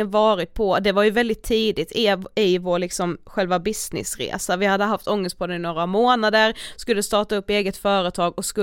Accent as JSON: {"language": "Swedish", "town": "Karlshamn", "region": "Blekinge", "country": "Sweden", "said": "född och uppväxt i Karlskrona. Eh, jag tänkte, för vi är från Karlshamn."}